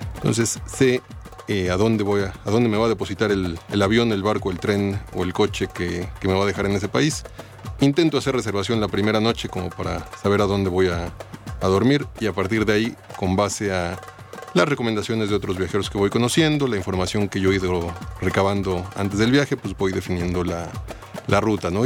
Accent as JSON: {"language": "Spanish", "country": "Mexico", "said": "llevamos toda una vida viviendo aquí y no conocemos México en su totalidad"}